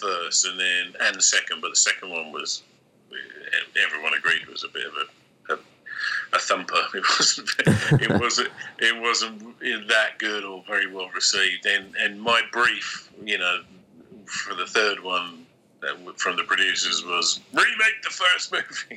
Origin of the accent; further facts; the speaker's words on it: London, United Kingdom; I was born and raised in London